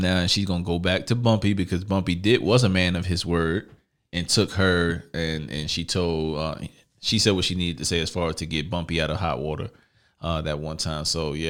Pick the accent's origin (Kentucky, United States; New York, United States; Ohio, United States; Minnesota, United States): New York, United States; New York City; also born or lived in Lower East Side, Manhattan; I'm from Massachusetts. Everybody should know I'm from Brooklyn. By the way, spent a little bit of time Lower East Side Manhattan.